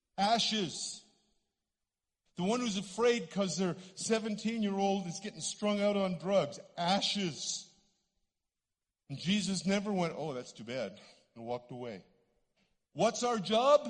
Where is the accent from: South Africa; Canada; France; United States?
Canada; accent: Canadian; I'm a Canadian. Some of you hear that in my voice.